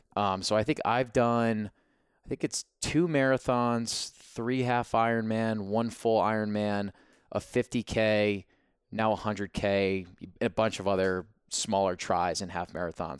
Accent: New Jersey, United States; we're both from Jersey

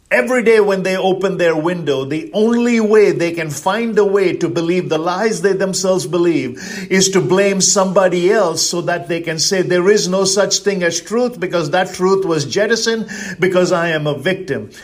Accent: India; now in United States; I'm originally from India. That makes me an Indian

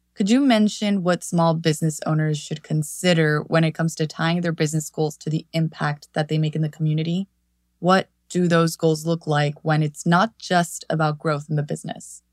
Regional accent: Mexico; English is a second language; Growing up in Mexico and crossing the border to study in the States

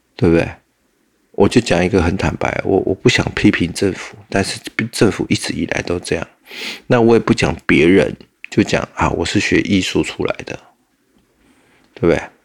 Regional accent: Taiwan; 我们台湾人

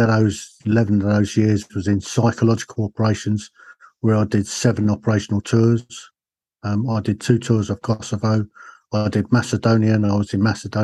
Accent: Hatfield, East of England, United Kingdom; I was born just outside London on the north side, a place called Hatfield in Hertfordshire

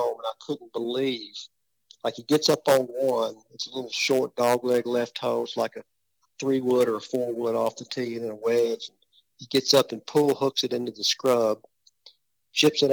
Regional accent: West Tennessee, United States; We're from West Tennessee

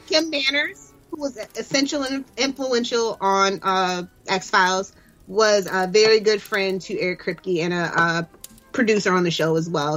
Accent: United States; I'm American

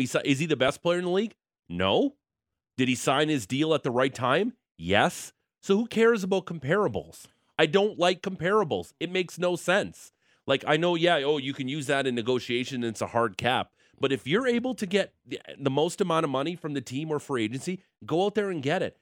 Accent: Niagara Falls, Ontario, Canada; moved away; I'm from Niagara Falls, the Niagara region

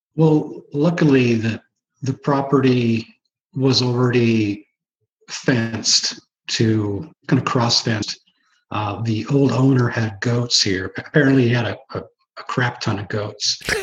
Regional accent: Washington, United States; also born or lived in Oregon; we moved from Oregon up here as a kid to Washington State

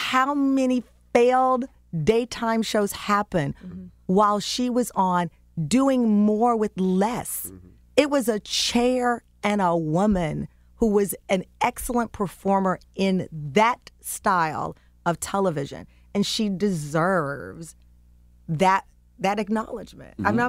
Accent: Texas, United States; So I'm a reporter from Texas. It was my job to learn New York.

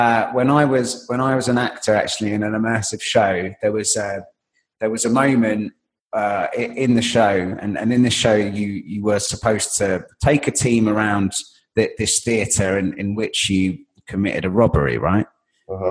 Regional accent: London, United Kingdom; I am a Londoner, and I live in central London

